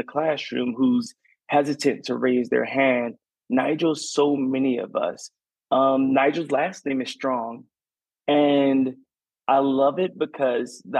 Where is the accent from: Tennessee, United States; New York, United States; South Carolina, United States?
South Carolina, United States; Garnett; moved away as an adult; now in Savannah, United States; I grew up in Garnet, South Carolina, and down the dirt roads of South Carolina